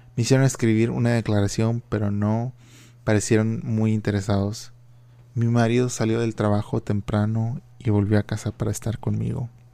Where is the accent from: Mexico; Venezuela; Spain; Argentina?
Mexico; Reynosa, Tamaulipas; now in Philadelphia, United States; mi ciudad natal, ah, que es Reynosa, Tamaulipas, yo pienso que cuando yo estaba creciendo en los 90 era una ciudad relativamente muy segura